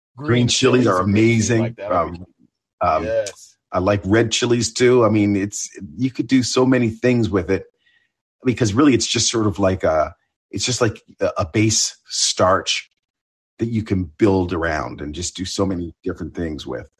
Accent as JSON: {"language": "English", "region": "Ontario", "country": "Canada", "tie": "born or raised there", "also_born_or_lived": "Buffalo, New York", "moved": "yes", "said": "I, I'm half Canadian. I grew up in Ontario."}